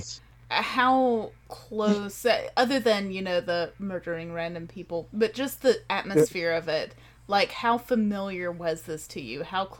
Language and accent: English; United States; Being an American